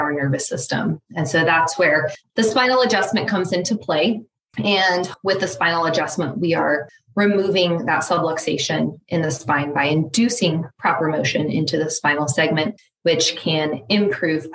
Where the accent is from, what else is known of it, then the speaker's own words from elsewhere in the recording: Lawrence, United States; growing up in Lawrence, I had started to build a network of people